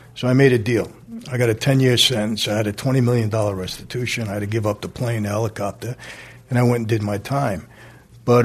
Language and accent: English; New York City, New York, United States; I'm from Brooklyn